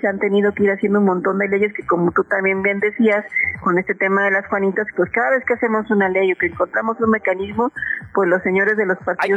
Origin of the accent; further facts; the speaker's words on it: Puebla, Mexico; soy poblana